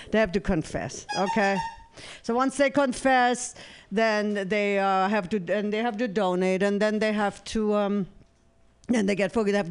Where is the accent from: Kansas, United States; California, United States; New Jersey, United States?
California, United States; San Francisco; since I'm from San Francisco, I'm going to uh, invite and invent an app.